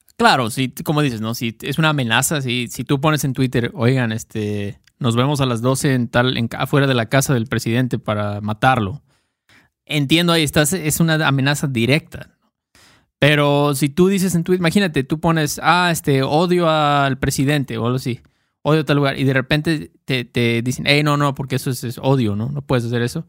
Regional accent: Mexico; expresiones muy mexicanas que usamos Héctor y yo, porque somos mexicanos

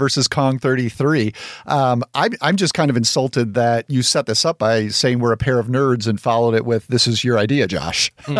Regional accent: Arkansas, United States; now in Oklahoma City, United States; I'm a big Steven Yeun fan, and I grew up in Arkansas before recently moving out of the state for the first time to Oklahoma City.

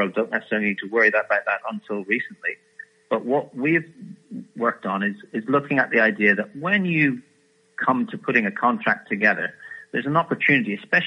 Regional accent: Ireland; I'm an Irishman

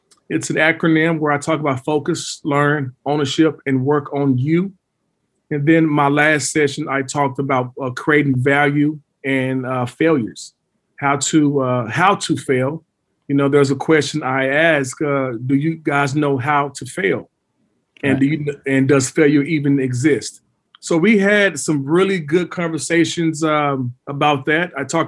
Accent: Dallas, Texas, United States; moved away as an adult; also born or lived in Oklahoma City / Europe; I'm from Dallas, went to Dallas Carter.

